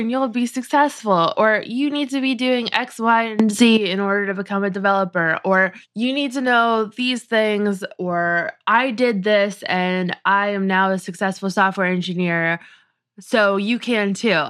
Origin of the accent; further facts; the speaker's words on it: New England, United States; I grew up in New England